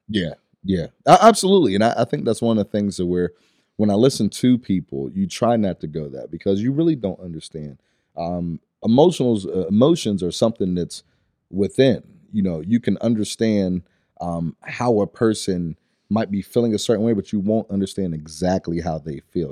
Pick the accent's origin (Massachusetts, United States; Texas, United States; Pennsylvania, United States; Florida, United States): Pennsylvania, United States; Pittsburgh; originally I'm from Stanton Heights area, so right in the Pittsburgh area